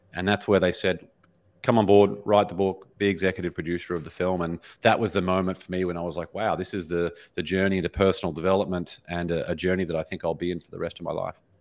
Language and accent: English; Brisbane, Queensland, Australia; moved away as an adult; now in Los Angeles, United States; born and raised in, in Brisbane, Australia